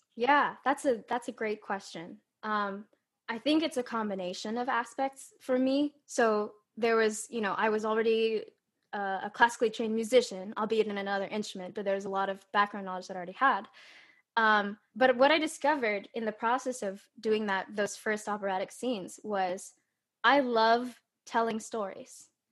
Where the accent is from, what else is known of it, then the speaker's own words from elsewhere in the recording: California, United States; I was born and raised in California